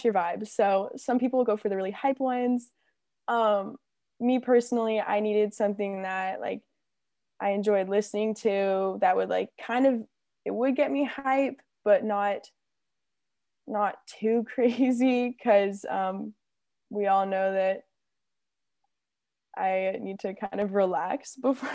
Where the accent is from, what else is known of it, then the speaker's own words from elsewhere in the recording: Arizona, United States; moved away as an adult; now in California, United States; I'm from Arizona, but it's okay. I've claimed California now